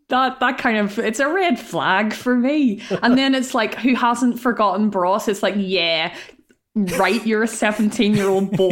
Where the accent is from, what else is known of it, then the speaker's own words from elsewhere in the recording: Ireland; Failure as an Irish woman, there for you.